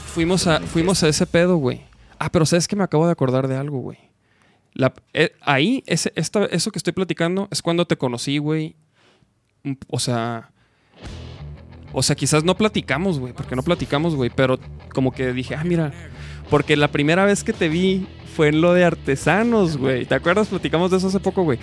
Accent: Chihuahua, Mexico; now in Guadalajara, Mexico; yo soy de Chihuahua. Yo llegué hace ya como. Ya son 13 años

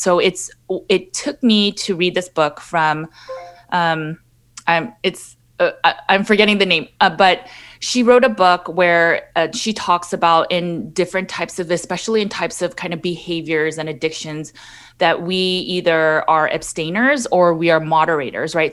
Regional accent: Los Angeles, California, United States; I born and raised in Los Angeles, California

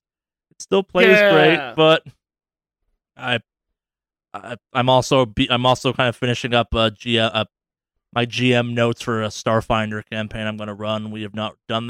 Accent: Northeast, United States; I'm from the Northeast where we will deep fry a pizza

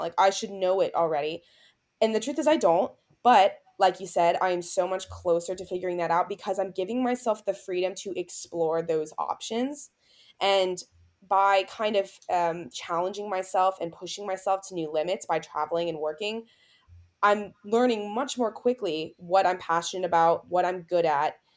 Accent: Tampa, Florida, United States; I'm heading back to my hometown in Tampa, Florida

